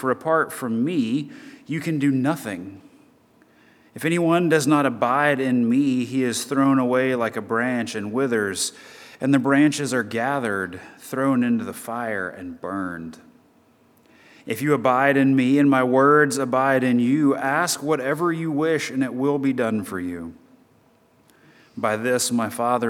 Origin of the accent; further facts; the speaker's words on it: Chattanooga, Tennessee, United States; moved away; I'm originally from Chattanooga, Tennessee